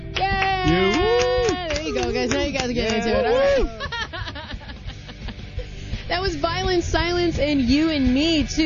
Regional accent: St. Louis, Missouri, United States; moved away; I'm from St. Louis

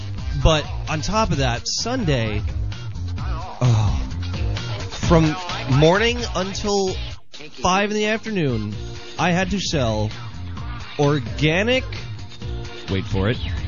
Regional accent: Southern California, United States; moved away; I'm from Southern California.

